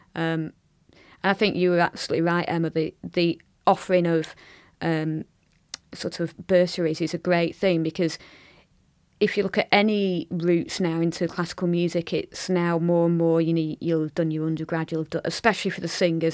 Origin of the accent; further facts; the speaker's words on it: Blackburn, North West England, United Kingdom; my hometown of Blackburn